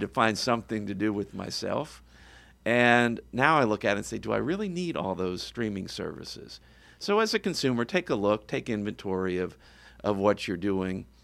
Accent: suburban Virginia, United States; moved away as an adult; now in Florida, United States; my father was a school teacher and decided that he couldn't make a good living in West Virginia, so he moved us down, uh, outside of D C in Virginia, suburban, uh, Virginia. And I lived there most of my life

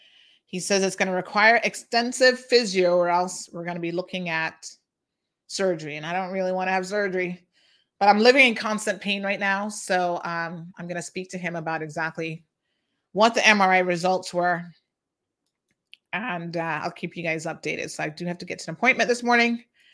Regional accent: Jamaica; moved away as an adult; You give everybody a voice, including me as a Jamaican, an expat worker.

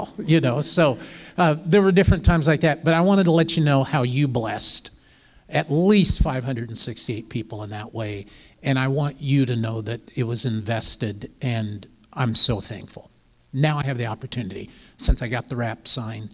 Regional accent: Midwest, United States; I'm from the Midwest

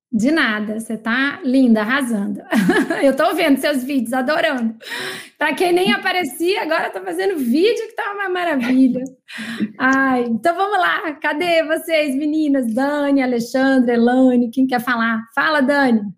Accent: São Luís, Maranhão, Brazil; moved away; minha terra natal, maranhense também, São Luís

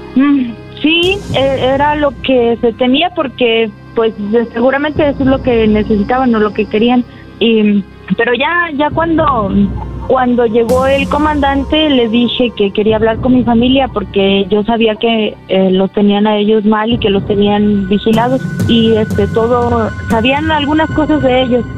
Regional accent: Tlaltenango, Mexico; me sacaron de aquí, de mi pueblo

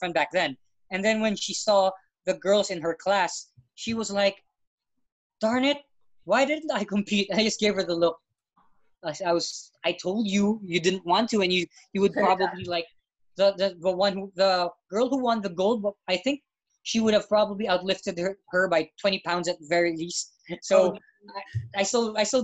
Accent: Philippines; first language English; I'm Filipino, and when they find out I'm born and raised here, and then I always have to say that, yeah, I actually learned English first

